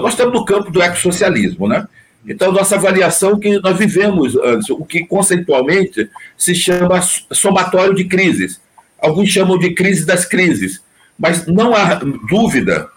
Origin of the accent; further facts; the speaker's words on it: Altamira, Pará, Brazil; moved away; also born or lived in Rio Grande do Norte (potiguara, nordestino); Eu morei, Altamira, eu fui criado tomando banho no Ixingu